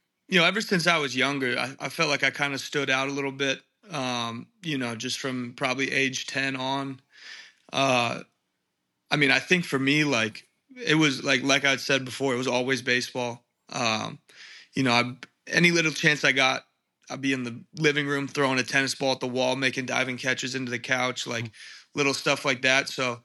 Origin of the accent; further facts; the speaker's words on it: Encinitas, California, United States; It was pretty, pretty slow pace, man. It's like Encinitas is like a beach town.